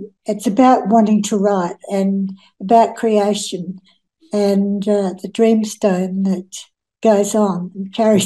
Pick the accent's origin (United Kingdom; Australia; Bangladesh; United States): Australia; now in Australind, Australia; I grew up on a farm at Lynn Farm, and my playground was a swamp near our house